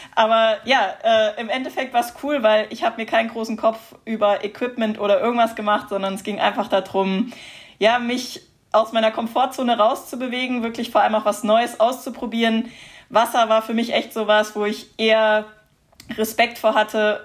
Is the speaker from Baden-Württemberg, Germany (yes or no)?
yes; Heidelberg, Baden-Württemberg, Germany; Ich komme aus Heidelberg